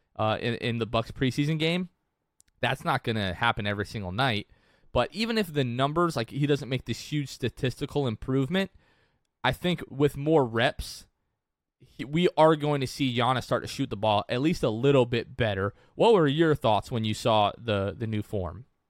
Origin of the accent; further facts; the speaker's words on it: Northeastern United States, United States; accent: Northeastern; my Northeastern accent